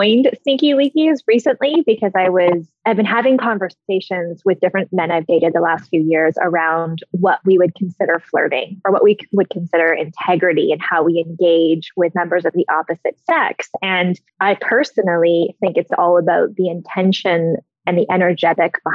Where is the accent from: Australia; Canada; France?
Canada; I'm Canadian